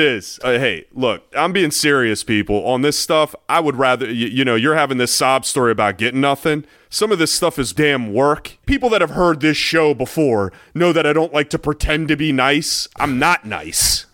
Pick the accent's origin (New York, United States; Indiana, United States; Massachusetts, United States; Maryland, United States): Maryland, United States; I was from Maryland